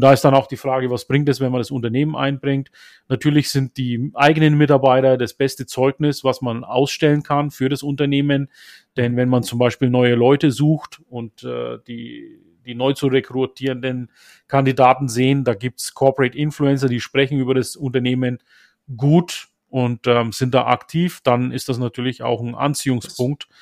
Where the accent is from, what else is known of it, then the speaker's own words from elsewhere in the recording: Turkey; moved away; Türkei, meine Heimat